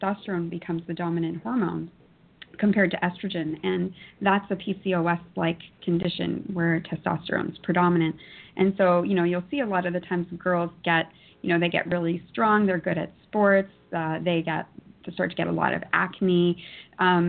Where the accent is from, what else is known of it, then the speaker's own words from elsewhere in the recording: Toronto, Ontario, Canada; born and raised in Toronto.